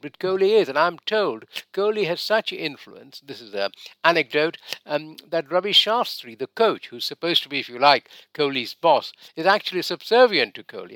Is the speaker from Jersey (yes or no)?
no; Mumbai, Maharashtra, India; moved away as an adult; now in United Kingdom; I come from Mumbai